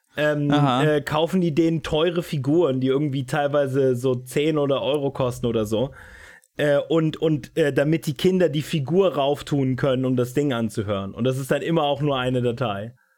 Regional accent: Brandenburg, Germany; ich als Brandenburger

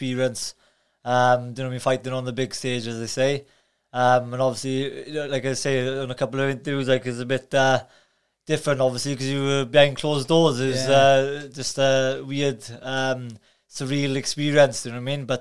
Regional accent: Carmarthen, Wales, United Kingdom; I was born in Carmarthen

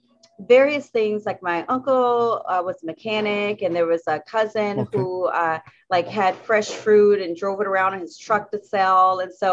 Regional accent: South Carolina, United States; now in Washington, United States; I'm a Southern Belle. I grew up in South Carolina, in a very rural part of South Carolina.

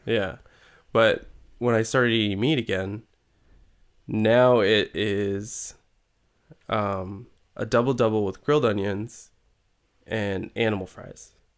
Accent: California, United States; also born or lived in Yolo County, California; I grew up in California.

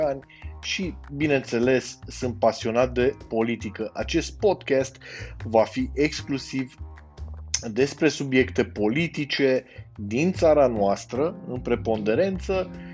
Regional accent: Cluj-Napoca, Cluj County, Romania; sunt din Cluj-Napoca

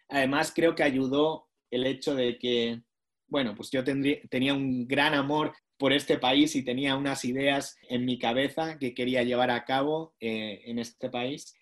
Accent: Basque Country, Spain; moved away as an adult; now in Washington, United States; yo soy del País Vasco, pero ellos no hablaban el idioma en el que yo fui instruido en la escuela

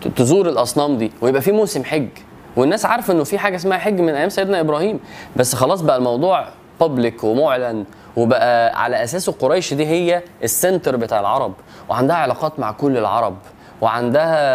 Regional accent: Egypt; وانا مصري

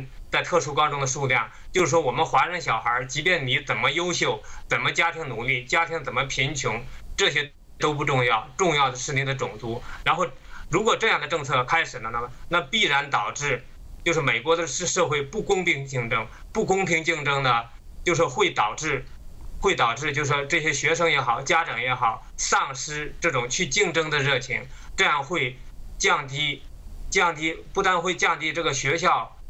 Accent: China; now in United States; 那么中国的文化大革命里面呢？就是尽管我当时还小

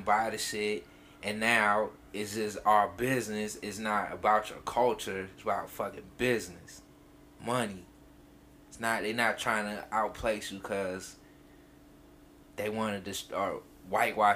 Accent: Freeport, Illinois, United States; now in Chicago, United States; I'm from Freeport

